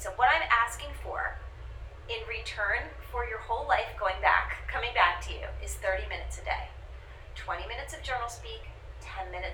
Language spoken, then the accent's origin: English; New York, United States; I'm a New Yorker